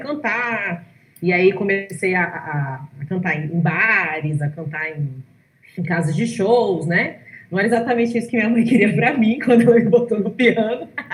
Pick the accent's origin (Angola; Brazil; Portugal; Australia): Brazil; gente é brasileiro